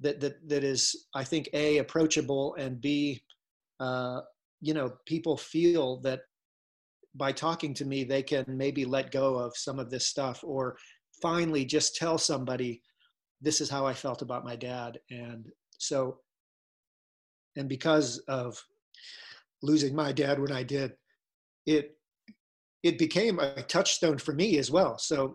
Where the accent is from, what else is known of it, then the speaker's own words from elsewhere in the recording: Ohio, United States; And I said, no, I'm from Ohio.